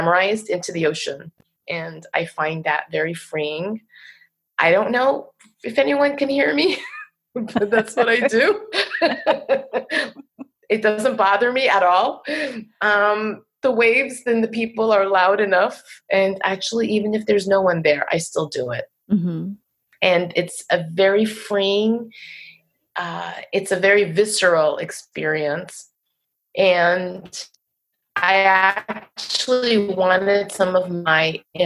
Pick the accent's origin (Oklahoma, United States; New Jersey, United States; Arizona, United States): New Jersey, United States; Waldwick; accent: Jersey; we lived on a dead-end road in Waldwick, New Jersey